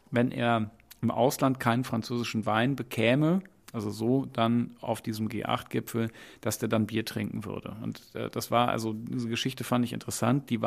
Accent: Bonn, North Rhine-Westphalia, Germany; Ich bin in Bonn aufgewachsen, in Dottendorf zuerst und dann nach einem Umzug im Alter von neun Jahren in Ückesdorf

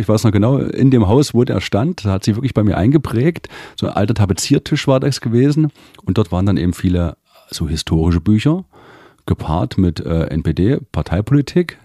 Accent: Delitzsch, Saxony, Germany; Das ist eine Kleinstadt bei Leipzig, Delitzsch

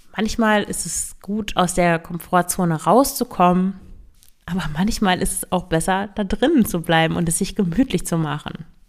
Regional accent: Northern Germany, Germany; Ich komme ja aus Norddeutschland

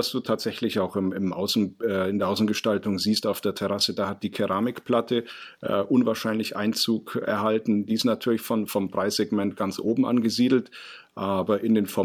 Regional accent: Ingolstadt, Bavaria, Germany; Und ich komme aus Ingolstadt, das ist in Oberbayern. Und da trinken wir aus einer Mass.

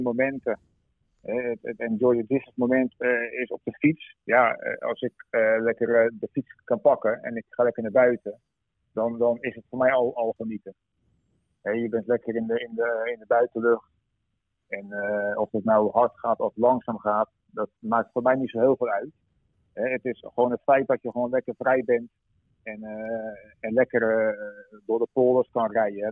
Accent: Ter Aar, South Holland, Netherlands; ik kom uit Ter Aar. Dat is eh, een klein dorpje in Zuid-Holland.

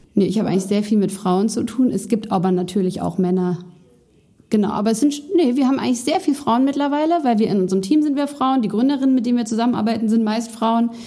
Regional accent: Berlin, Germany; bin in meine Heimatstadt Berlin zurückgezogen

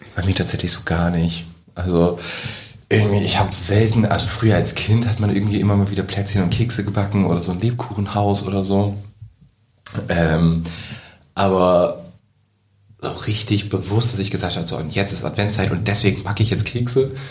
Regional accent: Wesermarsch, Lower Saxony, Germany; ich komme aus der Wesermarsch

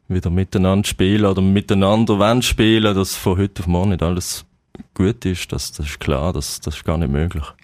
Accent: Basel, Basel-Stadt, Switzerland; Ja, sicher. Als Basler ist das Pflicht, ja

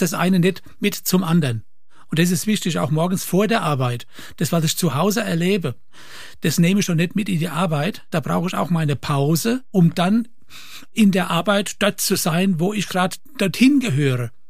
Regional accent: Kirchheimbolanden, Rhineland-Palatinate, Germany; bei uns in Kirchenboland eine Firma, KKK und dort habe ich Dreher gelernt

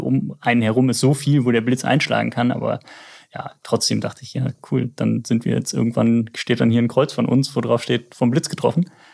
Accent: Germany; now in Hamburg, Germany; ich komme ja aus der Eifel

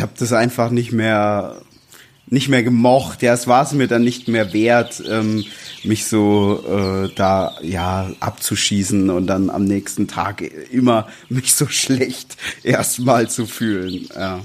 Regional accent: Swabia, Baden-Württemberg, Germany; moved away as an adult; now in Berlin, Germany; wir beides gebürtige Schwaben sind

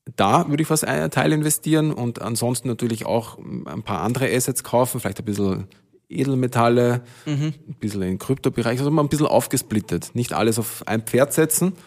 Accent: village near Hollabrunn, Lower Austria, Austria; in mein Dorf, wo ich herkomme, also von, genau auf der Gegenseite von Hollerbrunn

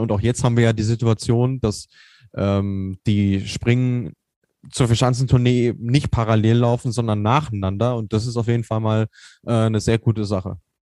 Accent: North Rhine-Westphalia, Germany; ich komme aus Ostwestfalen, da ist man ein bisschen reservierter

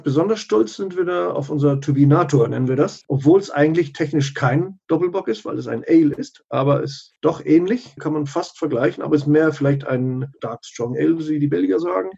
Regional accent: Germany; now in Chile; ich als Deutscher anfing, eine Brauerei hier auch zu gründen

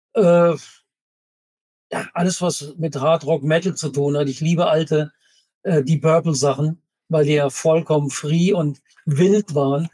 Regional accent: Kehl, Baden-Württemberg, Germany; moved away; weil da komme ich ja ursprünglich her, aus Kehl am Rhein

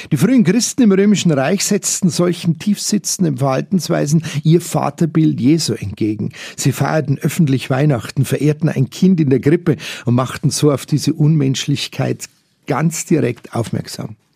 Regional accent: Munich, Bavaria, Germany; Schon von Kindesbeinen an bereits geprägt in einem Kindergarten der Don Bosco-Schwestern, als Jugendliche im Schülerzentrum Fürstenried hier in München.

